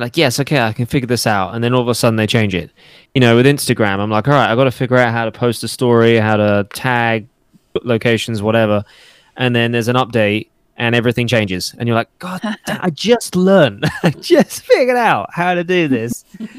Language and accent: English; England, United Kingdom; I'm actually English, not Australian.